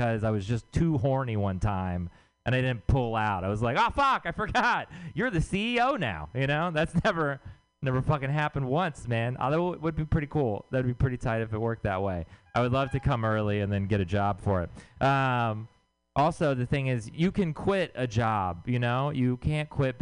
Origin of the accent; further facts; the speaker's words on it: Texas, United States; moved away; I'm from Texas